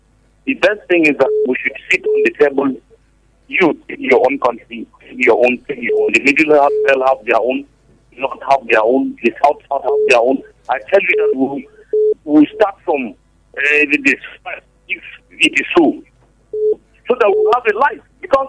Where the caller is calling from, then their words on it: Lagos, Nigeria; I'm calling from Lagos.